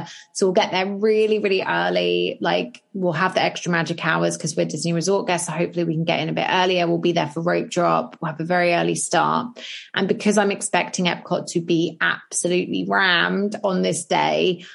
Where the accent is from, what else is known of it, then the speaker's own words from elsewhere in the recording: United Kingdom; we're British